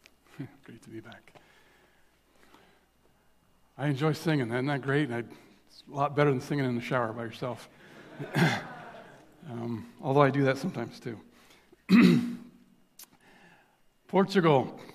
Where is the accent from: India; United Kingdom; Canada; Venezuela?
India; I was born in India to missionary parents way back in the day. Just so grateful for growing up in another country, to be exposed to different culture